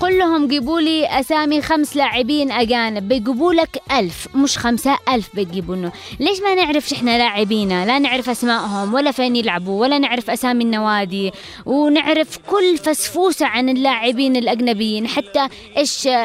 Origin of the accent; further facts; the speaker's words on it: Yemen; كلنا كيمنيين